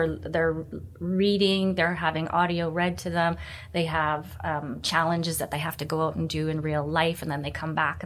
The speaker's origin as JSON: {"language": "English", "town": "Vancouver", "region": "British Columbia", "country": "Canada", "tie": "born or raised there", "said": "I'm born and raised in Vancouver"}